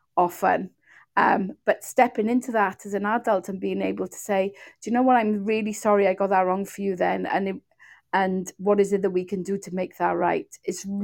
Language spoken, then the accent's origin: English; Wales, United Kingdom; accent: Welsh; you probably can hear from my voice that I'm Welsh